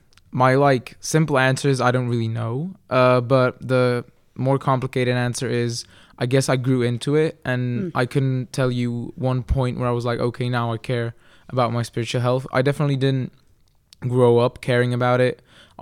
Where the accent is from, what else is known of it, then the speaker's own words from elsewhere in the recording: Kralupy, Central Bohemian Region, Czechia; also born or lived in England; I was born in England because I'm a missionary kid, but now most of my life I've lived in the Czech Republic in Kralupy, which is a city northwest of Prague, very close to Prague.